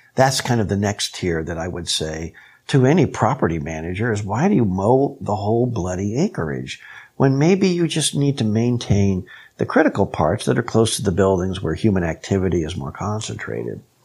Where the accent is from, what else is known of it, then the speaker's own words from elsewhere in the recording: Kansas, United States; I was raised in Kansas